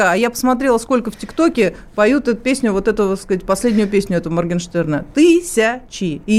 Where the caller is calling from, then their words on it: Moscow, Russia; я из Москвы.